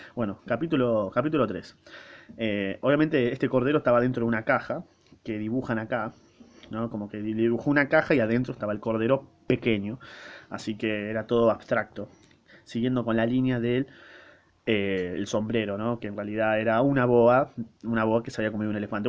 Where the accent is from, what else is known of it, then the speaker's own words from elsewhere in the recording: Argentina; yo soy argentino y hablo castellano, español, latino, eh, casi lunfardo